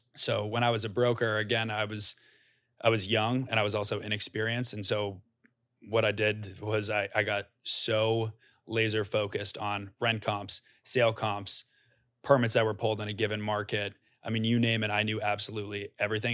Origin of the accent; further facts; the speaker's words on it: Norwell, Massachusetts, United States; moved away as an adult; also born or lived in New York City, United States; I'm from a small town outside of Boston called Norwell, has about eleven thousand people